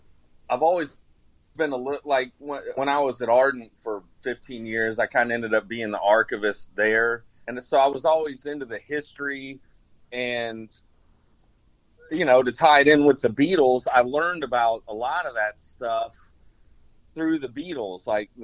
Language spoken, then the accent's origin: English; Nashville, Tennessee, United States; I was actually born in Nashville.